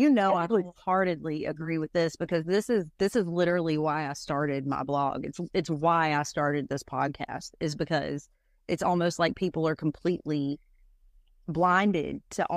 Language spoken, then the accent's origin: English; Haywood County, North Carolina, United States; I'm from Haywood County. So when I go home to the mountains, everybody talks the same.